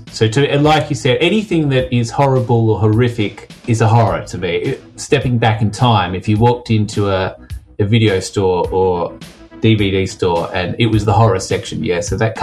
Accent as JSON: {"language": "English", "country": "Australia", "moved": "as an adult", "lives_now": "London, United Kingdom", "said": "I'm actually Australian, but living over in London"}